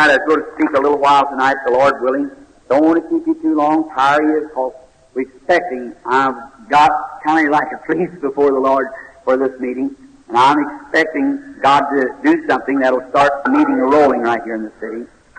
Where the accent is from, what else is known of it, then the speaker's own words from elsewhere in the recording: Kentucky, United States; here in Louisville, Kentucky, because this is my home state.